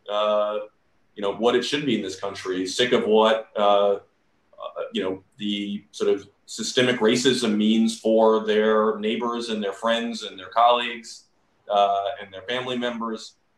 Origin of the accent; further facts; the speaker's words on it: Georgia, United States; moved away; growing up in the South